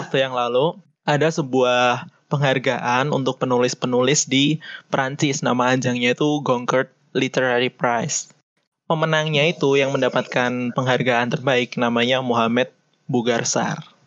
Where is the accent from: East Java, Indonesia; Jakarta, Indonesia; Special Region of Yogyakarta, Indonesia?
Special Region of Yogyakarta, Indonesia; Yogyakarta; Asal aku dari Jogja